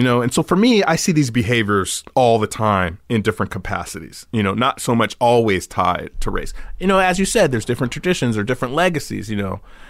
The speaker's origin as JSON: {"language": "English", "region": "California", "country": "United States", "tie": "born or raised there", "said": "growing up in California, you know, having a lemon tree in the backyard, you know?"}